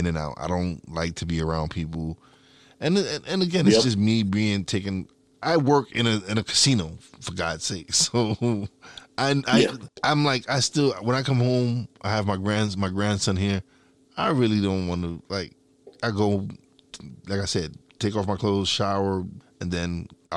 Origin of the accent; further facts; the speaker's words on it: New York City, New York, United States; moved away as an adult; now in Tobyhanna, United States; I'm originally from New York City